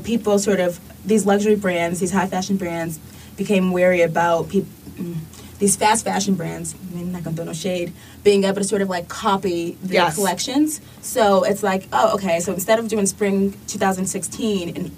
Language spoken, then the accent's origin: English; Boston, Massachusetts, United States; I was from Boston